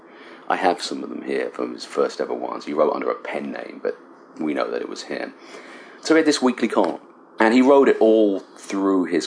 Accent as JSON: {"language": "English", "town": "Cambridge", "region": "East of England", "country": "United Kingdom", "tie": "born or raised there", "moved": "as an adult", "lives_now": "Michigan, United States", "said": "I was born and raised in Cambridge, England, and I was born in a small village about 6 miles outside of Cambridge in East Anglia"}